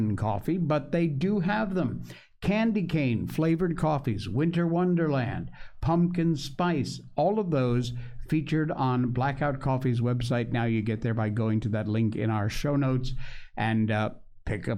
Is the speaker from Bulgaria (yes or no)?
no; United States; moved away as an adult; now in Malaysia; I am an American.